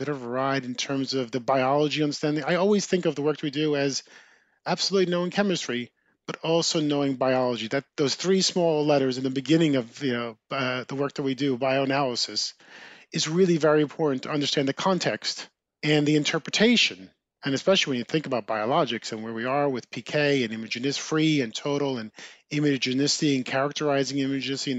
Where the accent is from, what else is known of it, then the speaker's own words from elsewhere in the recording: New Jersey, United States; Growing up in New Jersey, as I mentioned, I had an older brother